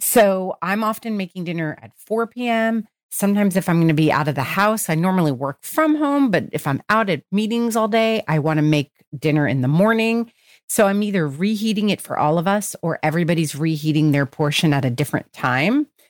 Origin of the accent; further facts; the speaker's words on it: New Jersey, United States; I grew up in New Jersey